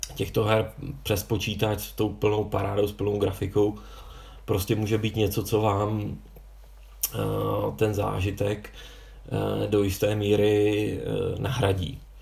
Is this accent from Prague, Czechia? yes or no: yes; Prague, Czechia; já jsem z Prahy